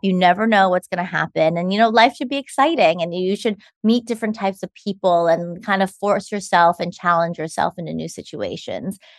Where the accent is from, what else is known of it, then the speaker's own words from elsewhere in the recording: Los Angeles, California, United States; now in New York, United States; I was born in Los Angeles, California, in Cedar Sinai. Like most people, I feel like in L A that we know, I went to Campbell Hall for elementary school, and then I went to Harvard Westlake High School.